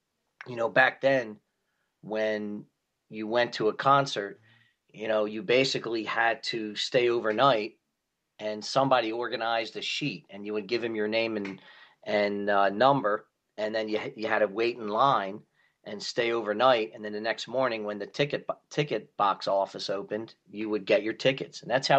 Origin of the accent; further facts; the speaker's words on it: Philadelphia, Pennsylvania, United States; Yep, born and raised in South